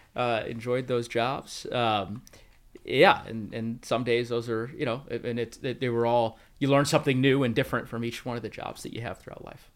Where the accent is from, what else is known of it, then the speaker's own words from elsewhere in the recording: Colorado, United States; also born or lived in Bakersfield, California; I grew up in Colorado, uh, as you mentioned, I've spent a vast majority of my life there